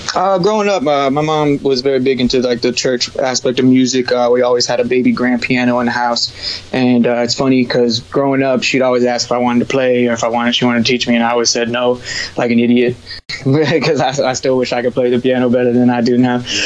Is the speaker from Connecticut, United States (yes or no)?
no; Broward County, Florida, United States; also born or lived in New York; now in West Palm Beach, United States; Born and raised in Broward County, Florida